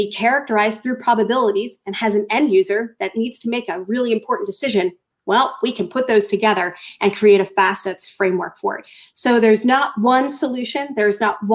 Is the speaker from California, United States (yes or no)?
no; Norwood, Massachusetts, United States; moved away; I grew up in Norwood, Massachusetts